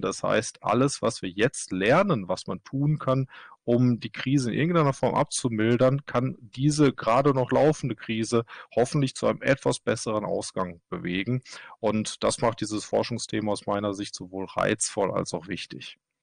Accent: Germany; now in Kristiansand, Norway; Ich bin Deutscher, arbeite allerdings in Norwegen

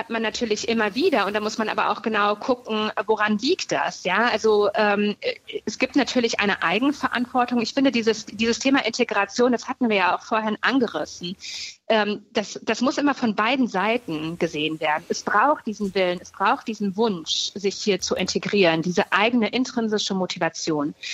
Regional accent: Germany; was es ausmacht, in Deutschland zu leben, was uns als Deutsche hier ausmacht.

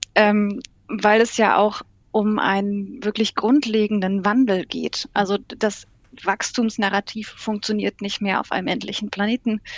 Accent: Germany; Wir sind zum Beispiel ein sehr technologiegläubiges Völkchen als Deutsche

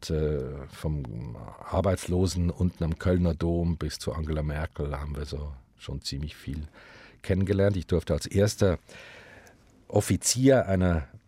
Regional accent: Switzerland; dass wo immer wir hinkamen in Deutschland und sagten, hallo, wir kommen aus der Schweiz, gingen alle Türen auf.

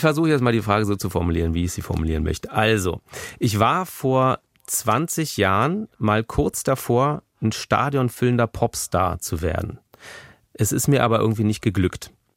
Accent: Berlin, Germany; also born or lived in Kreuzberg, Berlin; vom Tiergarten, wo ich aufgewachsen bin

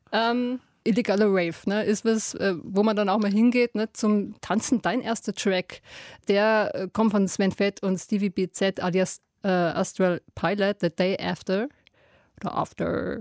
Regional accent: Bavaria, Germany; aus meiner bayerischen Heimat

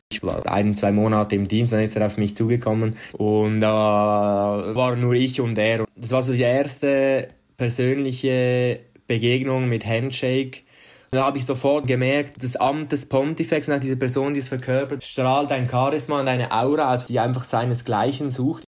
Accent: Switzerland; moved away as an adult; now in Vatican City; wir repräsentieren die Schweiz

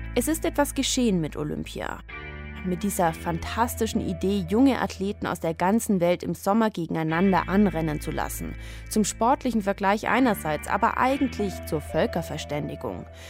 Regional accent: Munich, Bavaria, Germany; München, meine Heimatstadt

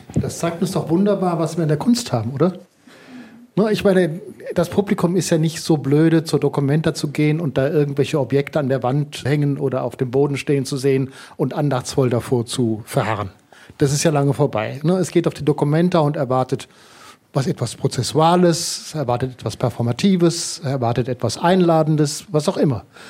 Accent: Germany; bei uns in Deutschland

